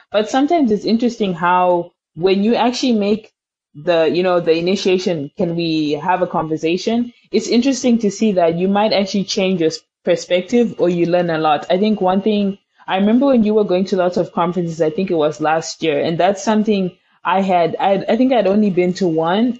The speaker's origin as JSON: {"language": "English", "country": "Zimbabwe", "tie": "born or raised there", "moved": "yes", "said": "we come from Zimbabwe where there's lots of struggle, economic hardships"}